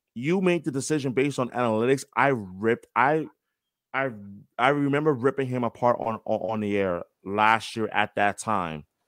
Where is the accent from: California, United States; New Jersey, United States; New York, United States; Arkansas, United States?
New York, United States; I'm from New York, born and raised